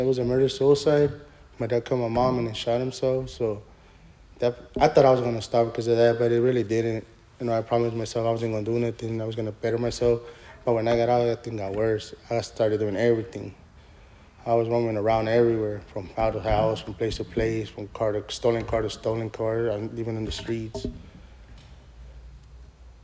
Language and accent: English; Los Angeles, California, United States; I grew up in East LA.